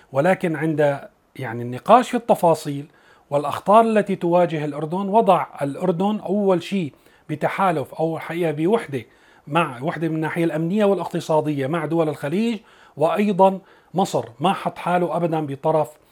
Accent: Syria; نحن بسوريا يلي من سوريا

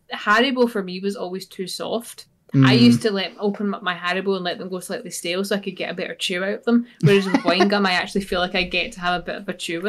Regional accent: Scotland, United Kingdom; That's just us being Scottish.

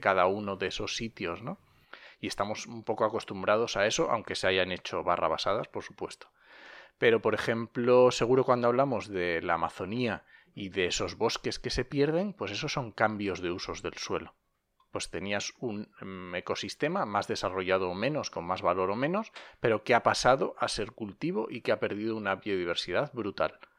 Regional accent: Asturias, Spain; now in La Mancha, Spain; yo soy asturiano

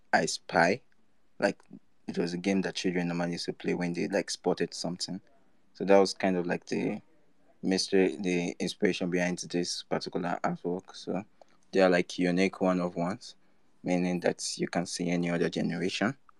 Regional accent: Nigeria; I'm from Nigeria

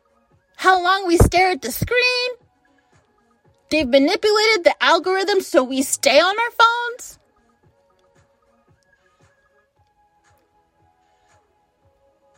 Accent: United States; as an American

